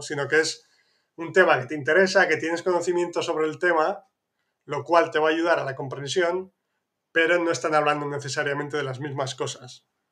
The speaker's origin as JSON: {"language": "Spanish", "region": "northern Spain", "country": "Spain", "said": "de donde soy yo, que es más al norte de España"}